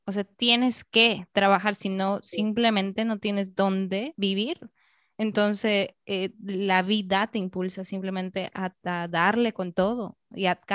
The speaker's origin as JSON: {"language": "Spanish", "country": "Peru", "said": "digamos, yo peruana, solo de peruanas en otro sitio"}